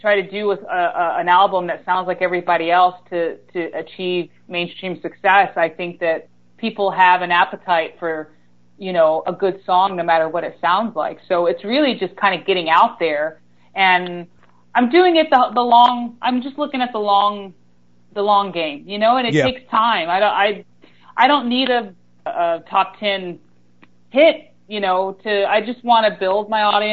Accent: Greensboro, North Carolina, United States; I started out in the country. And so I moved to Greensboro when I was like 8 or 9

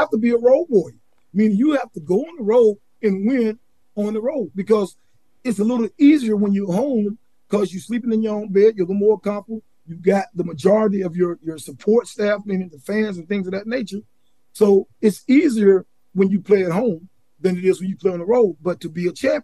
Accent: Charlotte, North Carolina, United States; also born or lived in Durham, North Carolina; the cities that I grew up in Charlotte, and then in Durham area too

